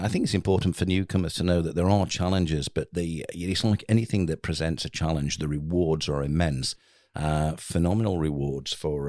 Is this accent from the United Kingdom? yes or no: yes; England, United Kingdom; we're English